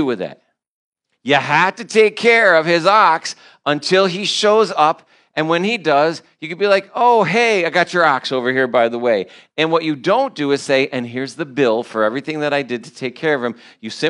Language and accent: English; New York, United States; I'm from New York